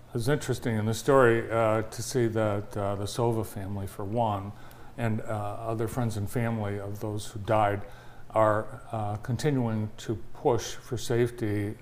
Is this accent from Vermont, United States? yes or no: yes; Vermont, United States; also born or lived in Montpelier, Vermont; now in Jackson, United States; my home state mm. of Vermont